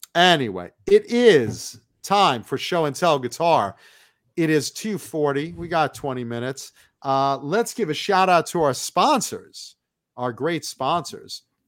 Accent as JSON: {"language": "English", "region": "East Coast", "country": "United States", "tie": "born or raised there", "said": "I grew up on the East Coast"}